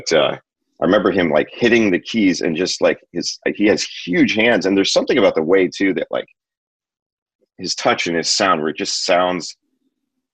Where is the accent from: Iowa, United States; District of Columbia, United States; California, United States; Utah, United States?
California, United States; Northern; also born or lived in Michigan / Chicago; I grew up in Northern California, but as a kid, I lived in Michigan and I was born in Chicago